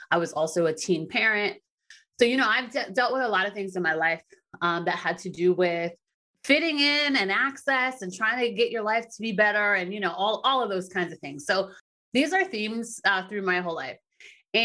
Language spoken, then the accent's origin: English; East Coast of the United States, United States; I grew up in the United States and the East Coast in the United States